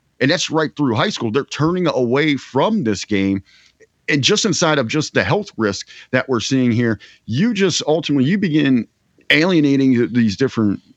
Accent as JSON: {"language": "English", "town": "Cincinnati", "region": "Ohio", "country": "United States", "tie": "born or raised there", "said": "I'm born and raised in Cincinnati, the entire state of Ohio"}